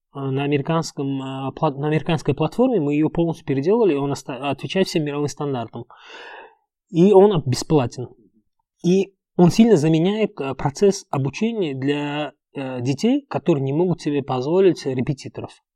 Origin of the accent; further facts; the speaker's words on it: Uzbekistan; first language Uzbek; Russian is a second language; moved away as an adult; also born or lived in Egypt / Dubai, United Arab Emirates; я вырос в узбекской среде, учился в узбекской школе, мой первый язык это узбекский язык